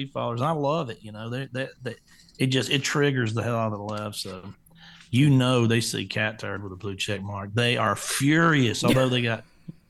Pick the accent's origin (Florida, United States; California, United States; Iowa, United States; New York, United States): Florida, United States; I'm from Florida